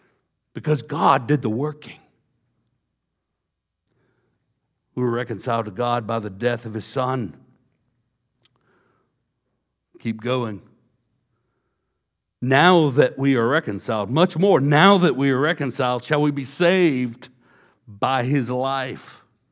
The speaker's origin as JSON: {"language": "English", "region": "Texas", "country": "United States", "tie": "born or raised there", "said": "You know, I was a good old boy, East Texas. I grew up in East Texas. It's a Bible Belt."}